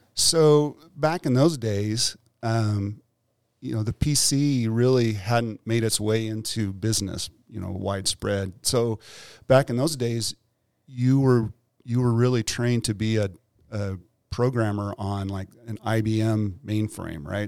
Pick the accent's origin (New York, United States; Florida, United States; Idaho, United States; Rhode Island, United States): Idaho, United States; Weiser; My mom worked at the local grocery store in Weezer.